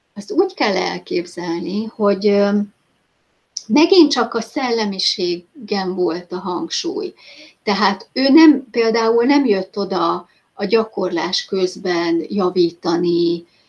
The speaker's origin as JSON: {"language": "Hungarian", "country": "Hungary", "said": "hogyha magyarként te ki tudtál jutni, ugye az én időben már 93-ban"}